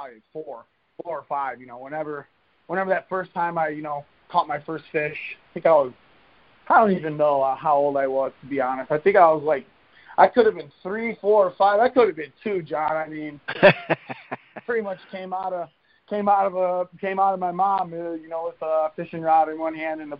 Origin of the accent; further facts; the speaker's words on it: Lake St. Clair, Michigan, United States; moved away as an adult; now in Michigan, United States; I grew up right on Lake St. Clair and 3 minutes up the road from Lakeshore High School